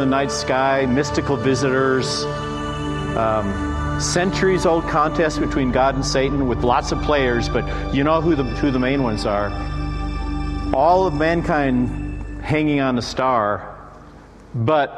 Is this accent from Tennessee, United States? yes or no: yes; Nashville, Tennessee, United States; I'm from Nashville.